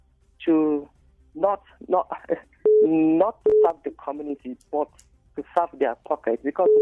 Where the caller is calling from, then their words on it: Jos South, Plateau, Nigeria; I'm calling from Jos South.